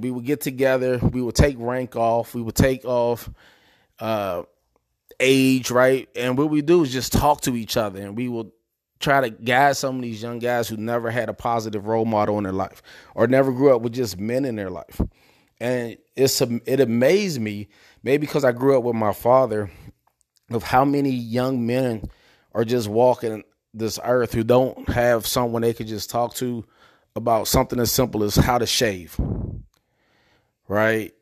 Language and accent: English; Prince George's County, Maryland, United States; also born or lived in Pittsburgh, Pennsylvania; I'm originally from Pittsburgh, Pennsylvania. Uh, I moved to Prince George's County, Maryland when I was about nine years old. Uh, I grew up in a place called Spring Hill Lake Apartments